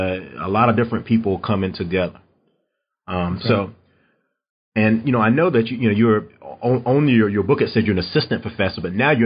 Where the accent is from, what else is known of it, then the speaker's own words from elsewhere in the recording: North Carolina, United States; now in Texas, United States; I'm originally from North Carolina